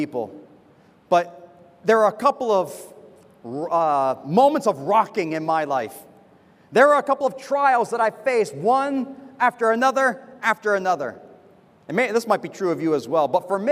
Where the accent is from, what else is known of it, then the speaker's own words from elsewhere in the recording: United States; moved away as an adult; now in Semarang, Indonesia; being a foreigner, you know, I'm from America.